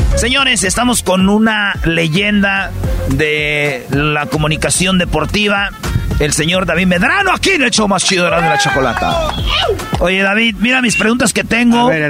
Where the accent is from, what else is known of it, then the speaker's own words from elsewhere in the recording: Jiquilpan, Michoacán, Mexico; yo soy de Jiquilpan, Michoacán, de Guadalajara a una hora y media más o menos